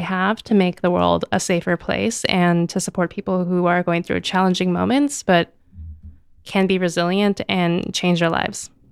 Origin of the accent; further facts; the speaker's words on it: United States; first language English; the privileges I was born into, to be an American citizen, to speak English as my native language